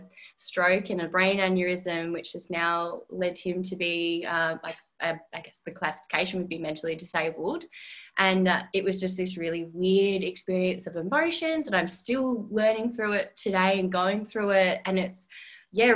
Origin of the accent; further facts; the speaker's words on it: Perth, Western Australia, Australia; moved away as an adult; now in Melbourne, Australia; I'm originally from Perth, and that was just like my little home ground